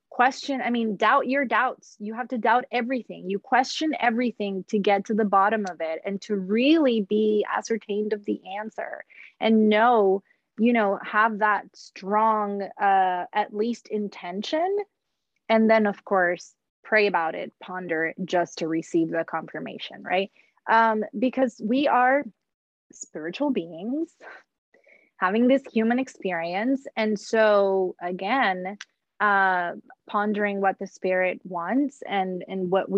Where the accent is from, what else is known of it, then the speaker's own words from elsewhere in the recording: Puerto Rico; moved away as an adult; now in United States; I grew up in Puerto Rico, didn't move to the States until I was 27